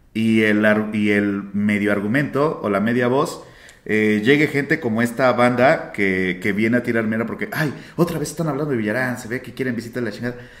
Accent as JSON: {"language": "Spanish", "country": "Mexico"}